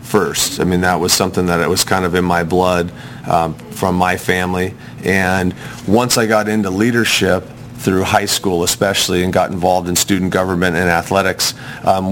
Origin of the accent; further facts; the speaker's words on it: Mammoth Lakes, California, United States; now in Irvine, United States; I grew up in the ski town of Mammoth Lakes